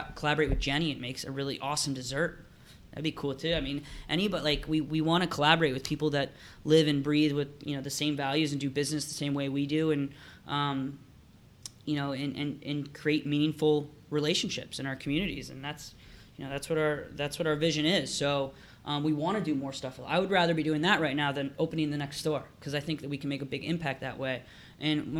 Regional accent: Dayton, Ohio, United States; now in Columbus, United States; we were born in Dayton. We live in Columbus.

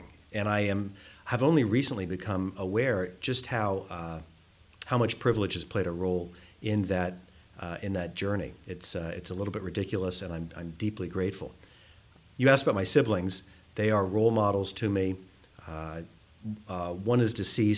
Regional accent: Columbus, Ohio, United States; also born or lived in New Haven, Connecticut / New York; I grew up in Columbus, fourth of 4 children

